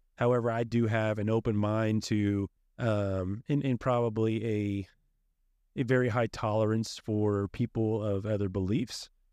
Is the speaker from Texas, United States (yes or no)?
yes; College Station, Texas, United States; I am also from the Bryan College Station area